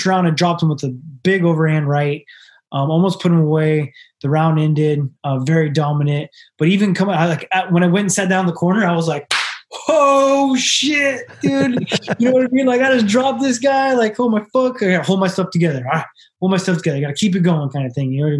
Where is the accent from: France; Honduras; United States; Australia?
United States; Sacramento, California; I'm from Sacramento